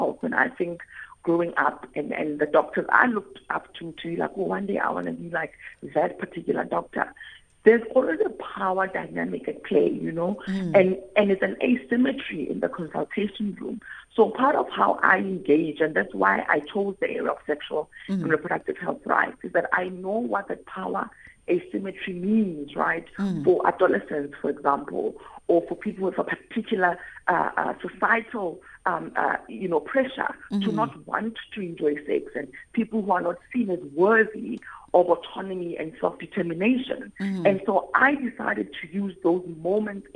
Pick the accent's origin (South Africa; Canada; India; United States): South Africa; being a South African, having been a child, right, who grew up in apartheid and now an adult who's navigating a democratic South Africa